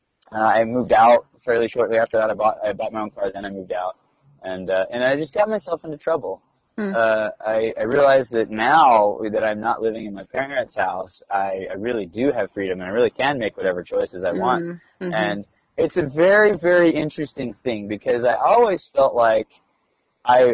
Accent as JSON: {"language": "English", "region": "South Carolina", "country": "United States", "tie": "born or raised there", "moved": "yes", "said": "I grew up in South Carolina"}